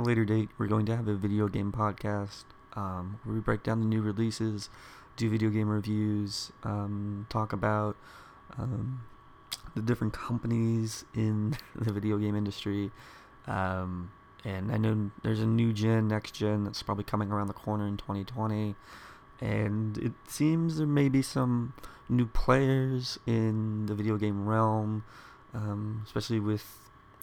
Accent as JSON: {"language": "English", "town": "Dallas", "region": "Texas", "country": "United States", "tie": "born or raised there", "said": "I grew up here in the Dallas area"}